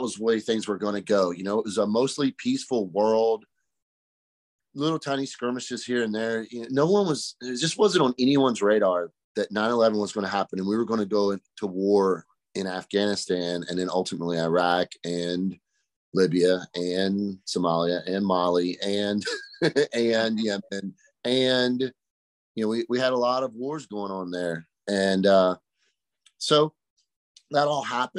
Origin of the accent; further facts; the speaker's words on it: Pamlico County, Eastern North Carolina, United States; I was born and raised over in Pamlico County, so Eastern North Carolina kid